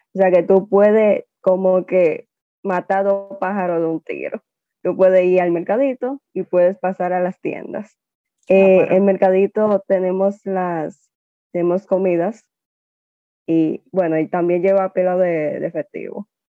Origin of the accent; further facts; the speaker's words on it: Dominican Republic; also born or lived in Taiwan; me trajeron acá cuando yo tenía ocho meses de nacida.